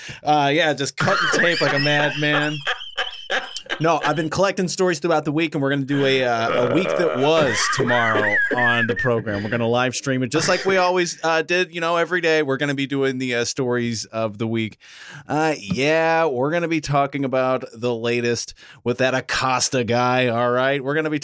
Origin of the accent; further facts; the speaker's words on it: Alton, Illinois, United States; I'm from Alton